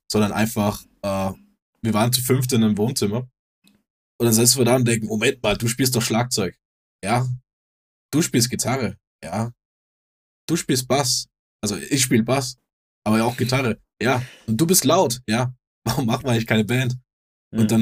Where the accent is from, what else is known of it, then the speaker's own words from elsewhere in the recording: Denmark; moved away; ich bin ja auch aus, aus Skandinavien wir gehen es vielleicht ein bisschen anders an als hier